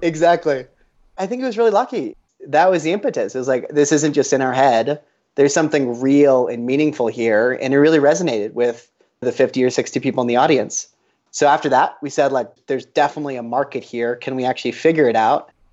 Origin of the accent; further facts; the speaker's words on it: Boulder, Colorado, United States; Talking from Boulder, Colorado, where I was born and raised